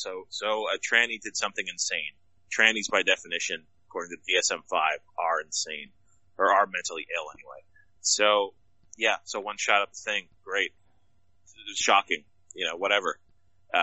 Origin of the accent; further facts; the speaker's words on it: Nigeria; my cock is 1.5% bigger because I'm Nigerian.